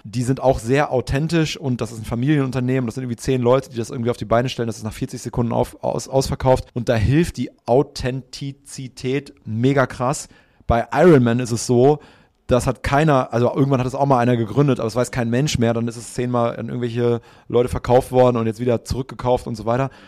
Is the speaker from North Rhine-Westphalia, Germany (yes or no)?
yes; Münster, North Rhine-Westphalia, Germany; now in Hamburg, Germany; in Münster groß geworden